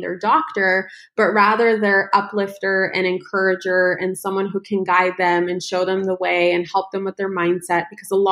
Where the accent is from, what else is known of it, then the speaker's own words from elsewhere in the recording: United States; also born or lived in Ukraine / Los Angeles; We came to the United States when I was just 1 year old